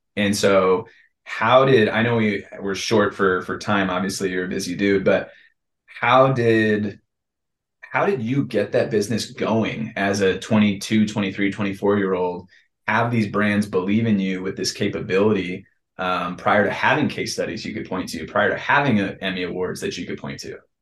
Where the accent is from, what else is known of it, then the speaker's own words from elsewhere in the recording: San Diego, California, United States; I was born in Scripps Ranch